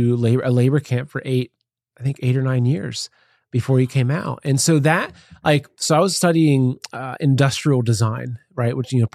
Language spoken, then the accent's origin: English; Plain City, Ohio, United States; moved away as an adult; also born or lived in New York City; now in Ohio, United States; I grew up in Ohio, countryside of Ohio. It was a little town called Plain City.